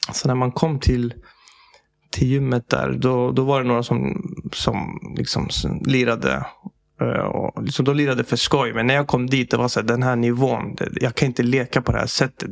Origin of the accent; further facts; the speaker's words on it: Sweden; Jag är född i Sverige